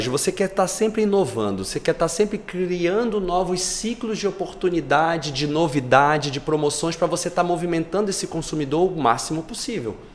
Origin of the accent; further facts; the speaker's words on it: Rio de Janeiro, Brazil; now in Belém, Brazil; eu moro em Belém há mais de 30 anos, apesar de não ser paraense, Porra, mas me considero paraense, sou carioca de, de ah, nascença.